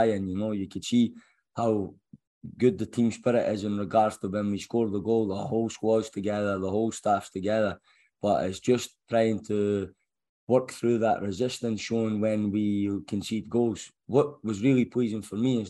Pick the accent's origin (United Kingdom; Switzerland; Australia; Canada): United Kingdom; Scotland; moved away; as a Scotsman